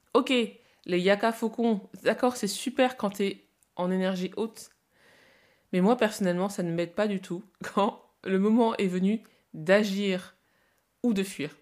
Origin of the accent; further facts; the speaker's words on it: France; also born or lived in Congo / Lille; je suis née au Congo et je suis arrivée en France à 4 ans